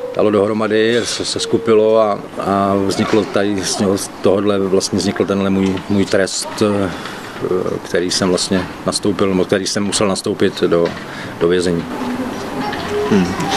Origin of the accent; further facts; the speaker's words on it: Moravian Wallachia, Zlín Region, Czechia; moved away; já Ostravák nejsem, jo, já jsem Valach, já jsem z Valašska